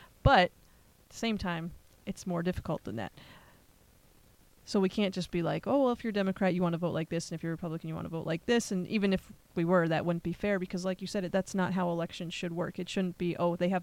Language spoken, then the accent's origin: English; Pennsylvania, United States; now in Nevada, United States; Growing up in Pennsylvania